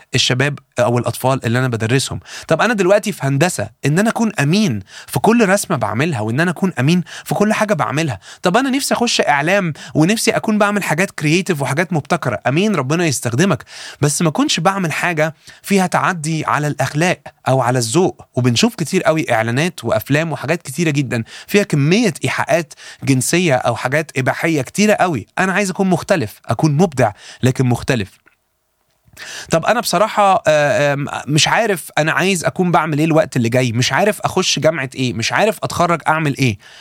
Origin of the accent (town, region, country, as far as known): Egypt